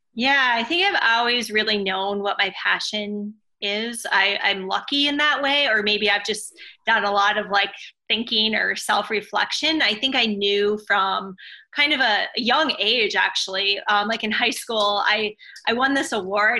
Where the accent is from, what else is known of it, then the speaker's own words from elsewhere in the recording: Minnesota, United States; also born or lived in Oregon; now in California, United States; I grew up in Minnesota and then lived in Oregon